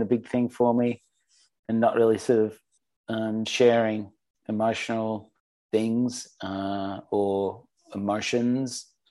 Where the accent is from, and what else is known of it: Sydney, New South Wales, Australia; born or raised there